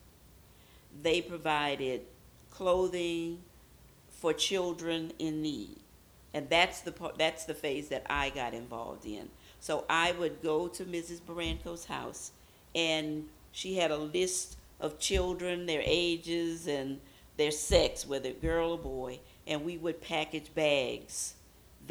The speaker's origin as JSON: {"language": "English", "town": "Baton Rouge", "region": "Louisiana", "country": "United States", "said": "I'm originally from Baton Rouge, Louisiana."}